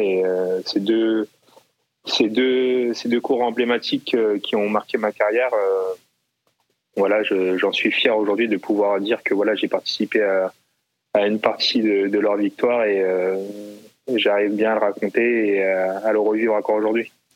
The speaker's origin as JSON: {"language": "French", "town": "Versailles", "region": "Île-de-France", "country": "France", "tie": "born or raised there", "said": "je né, je suis né à Versailles, en région parisienne"}